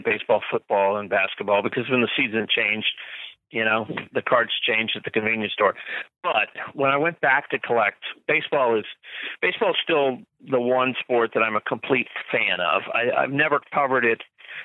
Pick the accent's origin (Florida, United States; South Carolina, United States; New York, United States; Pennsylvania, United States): Florida, United States; when I was a kid growing up in Florida